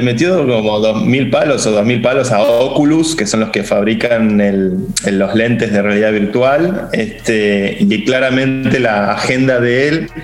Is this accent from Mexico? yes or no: no; Argentina; nosotros que somos argentinos